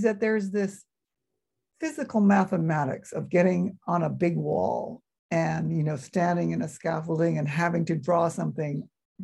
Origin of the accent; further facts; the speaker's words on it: Philippines; moved away; also born or lived in Chicago; Having grown up in the Philippines